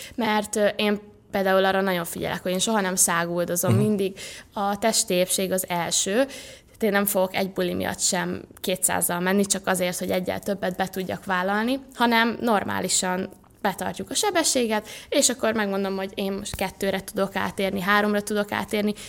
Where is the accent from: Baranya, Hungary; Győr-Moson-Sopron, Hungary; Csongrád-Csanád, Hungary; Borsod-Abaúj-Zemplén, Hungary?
Baranya, Hungary; Pécs; moved away as an adult; now in Budapest, Hungary; felköltöztem Budapestre, mert ugye Pécsen születtem